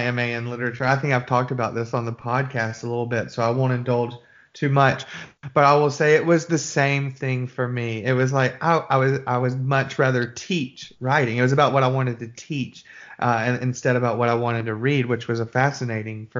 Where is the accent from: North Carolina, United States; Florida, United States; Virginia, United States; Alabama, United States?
Alabama, United States; Birmingham; I'm from Birmingham, Alabama